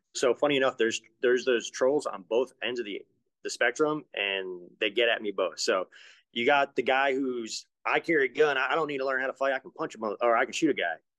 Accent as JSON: {"language": "English", "region": "Rhode Island", "country": "United States", "tie": "born or raised there", "said": "We had a lot of drive-bys when I was a kid growing up in Rhode Island"}